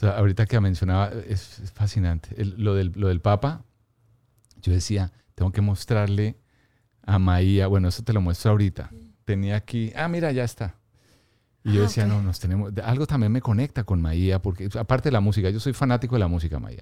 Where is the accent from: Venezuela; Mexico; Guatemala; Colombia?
Colombia; Bogotá; Soy bogotano, aunque tengo mi, corazón también en la costa